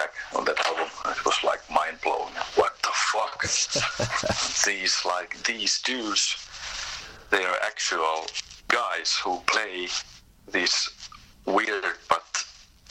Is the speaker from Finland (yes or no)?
yes; Tampere, Pirkanmaa, Finland; I was born in Tampere, that's the center in Finland